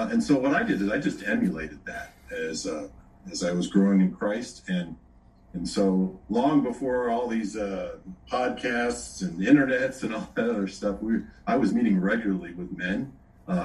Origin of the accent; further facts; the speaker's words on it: Chicago, Illinois, United States; moved away as an adult; now in Owensboro, United States; I grew up in the Chicago area, and now for the last 30 some years, my wife and I have been living in the state of Kentucky, a small burg, it's called Owensboro